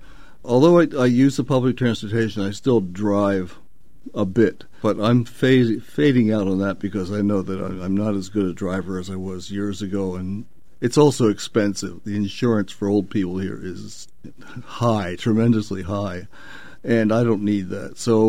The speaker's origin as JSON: {"language": "English", "town": "Philadelphia", "region": "Pennsylvania", "country": "United States", "tie": "born there", "also_born_or_lived": "Los Angeles / Syracuse / Northern Virginia / Dayton", "lives_now": "Portland, United States", "said": "I was born in Philadelphia, moved to Los Angeles, and then moved to various places, including Syracuse, Northern Virginia, Dayton, Ohio, Seattle, and Austin, Texas."}